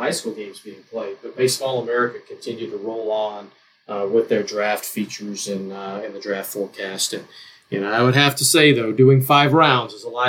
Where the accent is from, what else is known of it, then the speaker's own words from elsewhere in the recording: Louisiana, United States; You know, I'm from Louisiana, and Abita beer is from Abita Springs